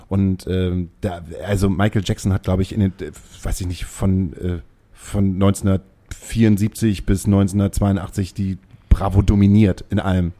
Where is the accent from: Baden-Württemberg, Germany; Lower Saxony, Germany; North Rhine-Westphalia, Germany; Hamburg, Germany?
Hamburg, Germany; als Hamburger